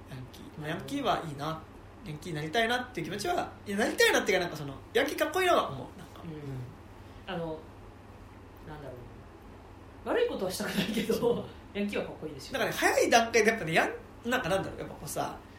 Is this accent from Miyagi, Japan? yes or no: no; Musashino, Tokyo, Japan; born or raised there